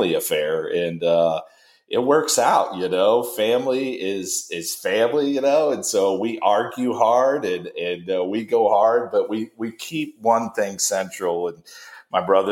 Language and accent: English; Kokomo, Indiana, United States; also born or lived in New Jersey; I am from Kokomo, Indiana